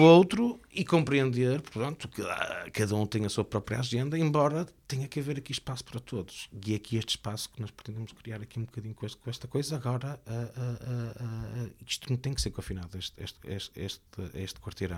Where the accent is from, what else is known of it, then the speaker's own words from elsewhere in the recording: Porto, Norte, Portugal; moved away; como portuense, nascido e criado